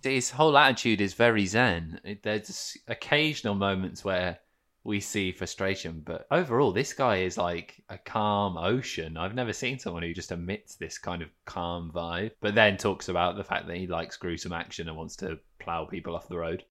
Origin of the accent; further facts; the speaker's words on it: Midlands, United Kingdom; I am from the Midlands